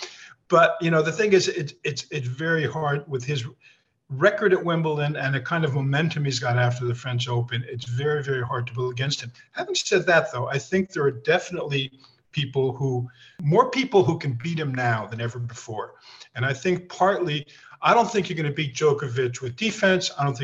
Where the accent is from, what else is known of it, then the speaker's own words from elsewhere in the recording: Austria; now in United States; That comes from actually I'm from Austria, actually, to Hungarian parents.